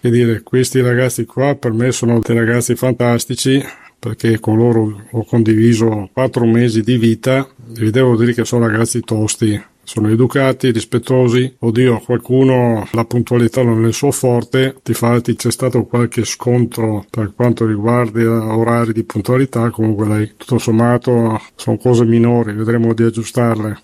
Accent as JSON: {"language": "Italian", "town": "Vittorio Veneto", "region": "Veneto", "country": "Italy", "said": "vengo da Vittorio Veneto, provincia di Treviso, classe 1950"}